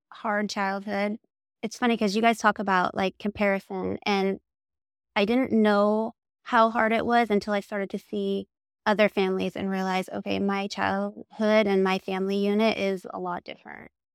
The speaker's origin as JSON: {"language": "English", "region": "Oregon", "country": "United States", "tie": "born or raised there", "also_born_or_lived": "Salem, Oregon", "moved": "yes", "said": "I am from Oregon. I was born in Salem, Oregon, and I grew up in a very tiny town"}